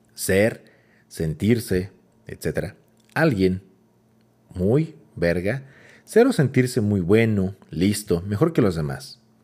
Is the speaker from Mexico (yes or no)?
yes; Mexico; somos mexicanos